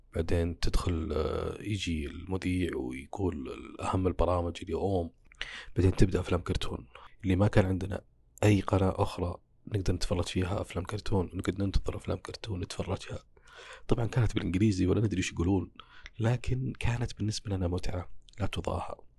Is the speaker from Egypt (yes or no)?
no; Saudi Arabia; عندنا كسعوديين